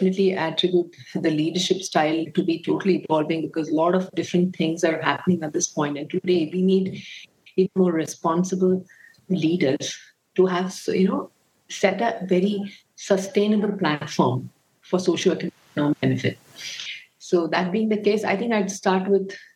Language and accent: English; Bengaluru, Karnataka, India; I was born and brought up in Bangalore